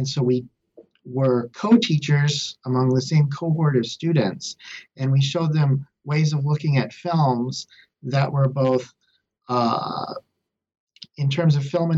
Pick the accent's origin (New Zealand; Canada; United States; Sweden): United States; Lubbock, Texas; Sure. I'm from Lubbock, Texas originally, and I received my bachelor's and master's in English from Texas Tech.